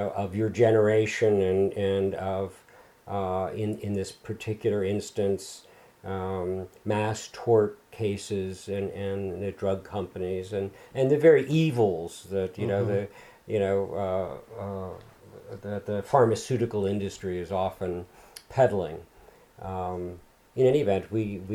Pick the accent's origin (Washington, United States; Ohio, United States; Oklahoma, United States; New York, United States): New York, United States; Long Island; this little town where I grew up on Long Island